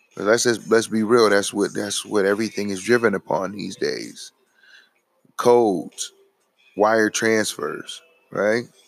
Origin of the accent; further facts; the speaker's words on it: United States; we as American citizens